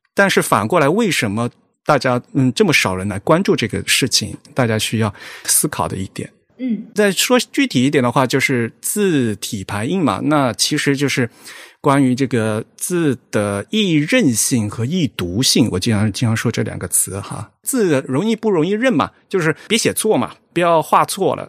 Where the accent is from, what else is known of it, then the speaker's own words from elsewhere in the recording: Fujian, China; now in Tokyo, Japan; 我是福建人，然后我们家老家那条河叫汶川西，然后我现在在东京